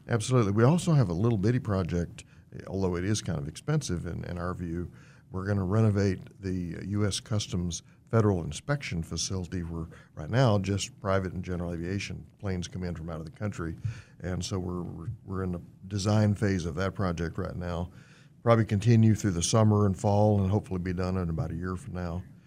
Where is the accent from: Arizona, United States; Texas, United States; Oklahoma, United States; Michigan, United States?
Texas, United States; Fort Worth; now in Wichita, United States; I was born and raised in Fort Worth, Texas.